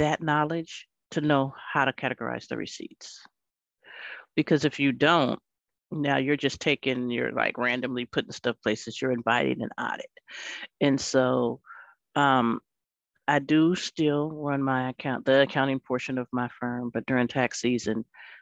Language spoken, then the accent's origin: English; Los Angeles, California, United States; I grew up in Los Angeles